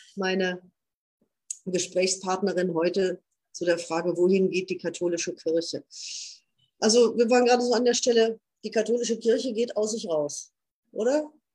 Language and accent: German; Münsterland, North Rhine-Westphalia, Germany; hier bei uns im Münsterland